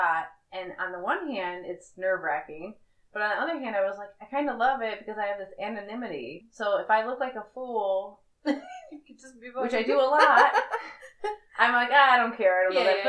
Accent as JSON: {"language": "English", "region": "North Carolina", "country": "United States", "moved": "as an adult", "lives_now": "New Zealand", "said": "We're from North Carolina"}